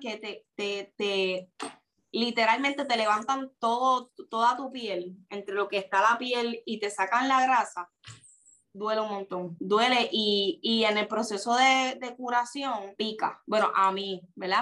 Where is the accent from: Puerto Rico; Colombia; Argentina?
Puerto Rico; soy de Puerto Rico.